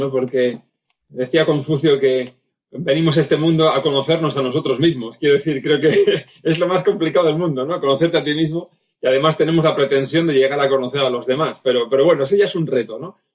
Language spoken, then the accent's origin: Spanish; Vitoria-Gasteiz, Basque Country, Spain; yo nací en Vitoria hace ya 51 años